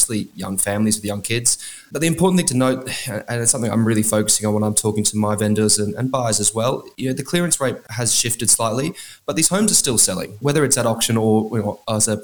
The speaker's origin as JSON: {"language": "English", "town": "Canberra", "region": "Australian Capital Territory", "country": "Australia", "tie": "born or raised there", "said": "Western Creek, it's actually my hometown where I grew up"}